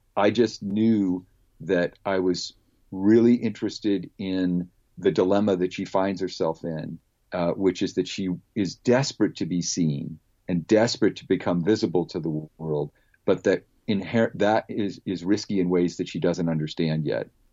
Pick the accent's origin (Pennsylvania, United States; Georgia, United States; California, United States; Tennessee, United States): California, United States; Palo Alto; I was a kid growing up in Palo Alto, California